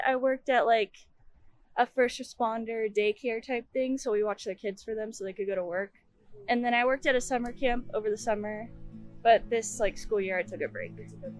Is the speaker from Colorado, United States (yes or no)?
yes; Colorado, United States; moved away as an adult; now in Sacramento, United States; I'm from Colorado, so moving out here was kind of tough to navigate.